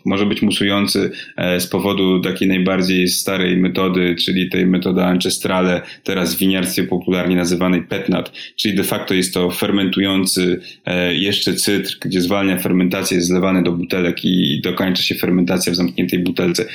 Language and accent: Polish; Warsaw, Masovian Voivodeship, Poland; moved away as an adult; jesteśmy z Warszawy